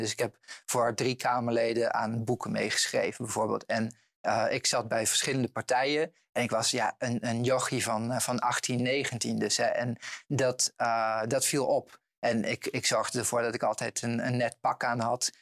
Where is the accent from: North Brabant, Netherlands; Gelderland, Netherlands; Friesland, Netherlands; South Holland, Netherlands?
Gelderland, Netherlands; Eibergen; bij de jongerenraad in Eibergen, dorp waar ik ben opgegroeid